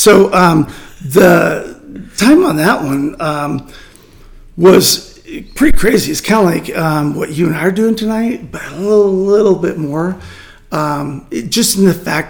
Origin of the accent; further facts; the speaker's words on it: Montana, United States; we're from Montana